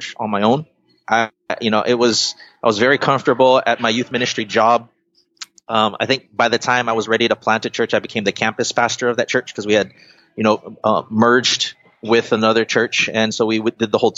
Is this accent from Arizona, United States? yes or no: no; Carson, California, United States; also born or lived in Guam / Long Beach, California; Long Beach is where I first landed, or our family landed, moving here from Guam. And so Long Beach has always been my home, even though I grew up in Carson